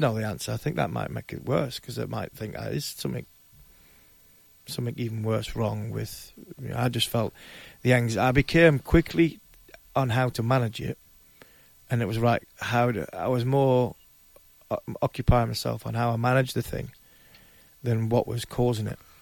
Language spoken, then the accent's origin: English; Ashington, North East England, United Kingdom; I came from Ashington